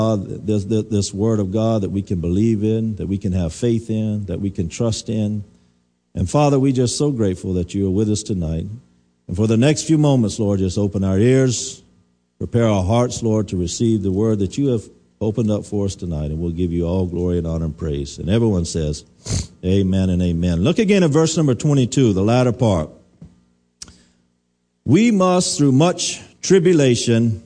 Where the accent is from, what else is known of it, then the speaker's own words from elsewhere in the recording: United States; I'm an American.